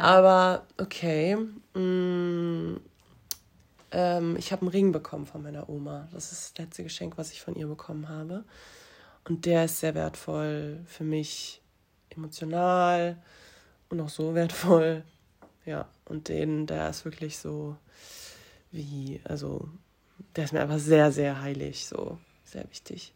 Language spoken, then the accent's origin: German; near Frankfurt, Hesse, Germany; now in Cologne, Germany; ich komme ja aus der Nähe von Frankfurt